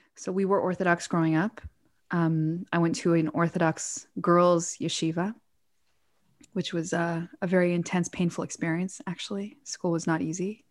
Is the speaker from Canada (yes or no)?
yes; Toronto, Ontario, Canada; moved away; also born or lived in New York / Israel; we grew up in Toronto. Officially, it's where we went to school